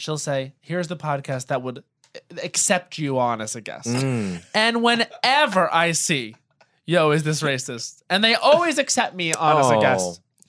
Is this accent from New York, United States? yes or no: yes; New York, United States; moved away as an adult; now in Los Angeles, United States; I'm a New Yorker.